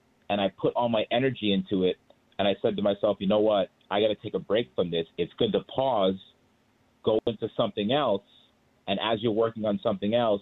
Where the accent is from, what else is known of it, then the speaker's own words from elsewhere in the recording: Boston, Massachusetts, United States; I grew up in Boston